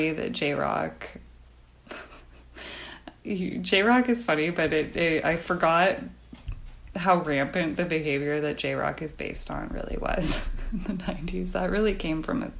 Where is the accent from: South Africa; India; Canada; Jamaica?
Canada; I'm Canadian, where we normally say